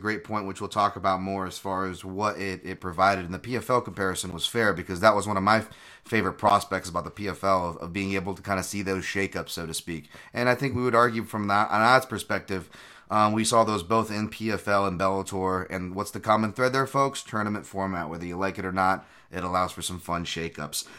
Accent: Hawaii, United States; moved away; I'm from Hawaii.

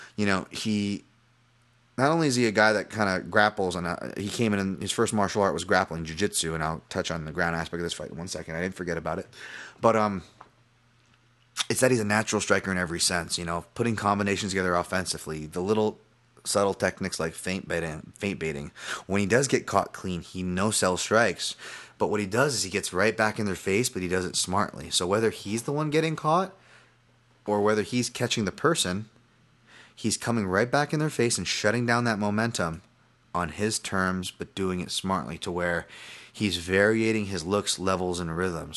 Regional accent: Hawaii, United States; I'm Hawaiian.

